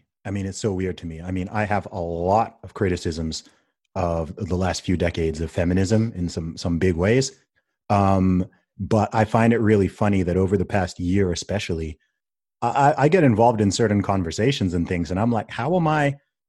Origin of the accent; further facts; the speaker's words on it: Saudi Arabia; also born or lived in England; I mean, I was born in England, grew up in Saudi Arabia. My family's from Nigeria.